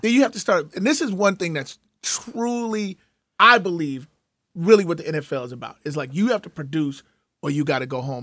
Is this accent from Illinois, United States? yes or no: yes; Chicago, Illinois, United States; growing up in Chicago